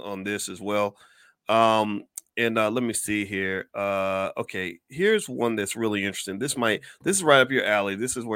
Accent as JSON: {"language": "English", "region": "Kentucky", "country": "United States", "said": "I'm from Kentucky"}